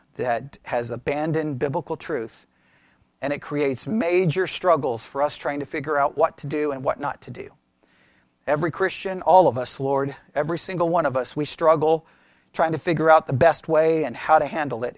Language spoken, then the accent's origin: English; Texas, United States; I was raised here in Texas